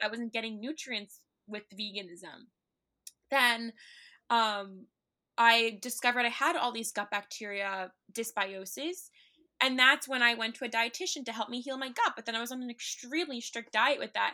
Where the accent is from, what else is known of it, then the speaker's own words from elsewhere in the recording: New York City, New York, United States; also born or lived in Long Island; I grew up in N Y C, I grew up in Manhattan